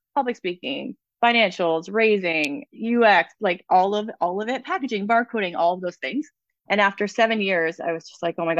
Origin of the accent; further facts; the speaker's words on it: Toronto, Ontario, Canada; moved away as an adult; also born or lived in Whistler, British Columbia; I'm originally from Ontario, and when I was 19, I went to visit a friend in Whistler for 2 months, and I lived there for 5 years. And And I never went back to Ontario